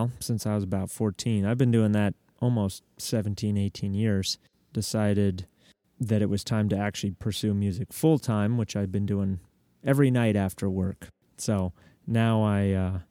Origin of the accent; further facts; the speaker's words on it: Denver, Colorado, United States; moved away as an adult; now in Nashville, United States; I am from Denver, Colorado